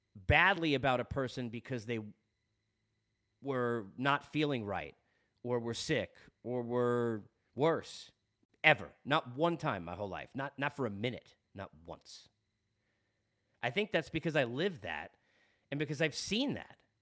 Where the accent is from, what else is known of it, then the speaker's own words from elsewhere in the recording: Long Island, New York, United States; accent: Long Island; I'm from Long Island